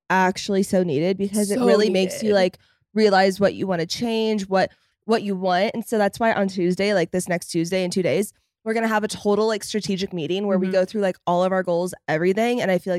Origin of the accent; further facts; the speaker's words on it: California, United States; moved away as an adult; also born or lived in Fort Worth, Texas; now in Dallas, United States; I did only live here for 3 years when mm-hmm. I went to college, and I am from California.